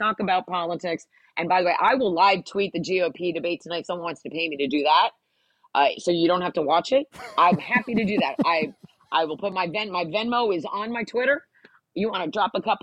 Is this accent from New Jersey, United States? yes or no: yes; New Jersey, United States; I grew up in New Jersey